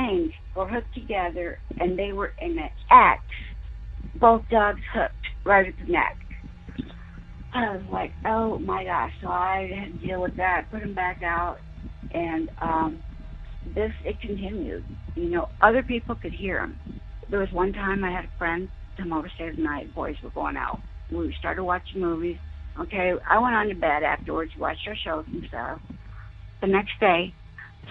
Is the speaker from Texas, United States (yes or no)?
yes; Corpus Christi, Texas, United States; I was born and raised down in Texas, Corpus Christi